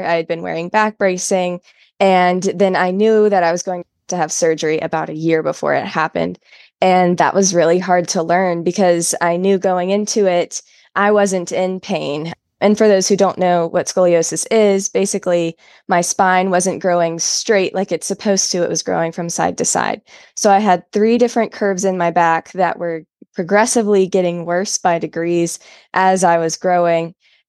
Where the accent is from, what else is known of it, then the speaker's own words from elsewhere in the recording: Southern United States, United States; And from then, it was relatively a normal Christian childhood growing up in the South.